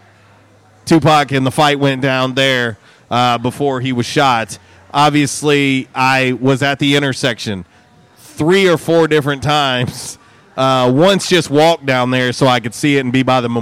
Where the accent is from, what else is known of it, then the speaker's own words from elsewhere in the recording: St. Petersburg, Florida, United States; moved away; I'm originally from St. Petersburg, Florida